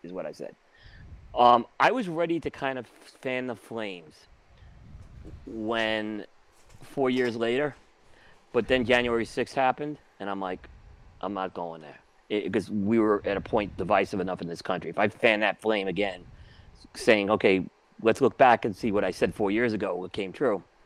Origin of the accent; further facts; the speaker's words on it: New York City, New York, United States; also born or lived in Brooklyn; growing up on Staten Island, um and Brooklyn, you know, especially Staten Island